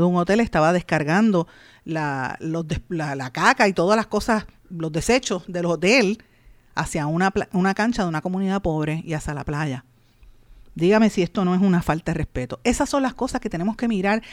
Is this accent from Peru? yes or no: no; Puerto Rico; nosotros como los puertorriqueños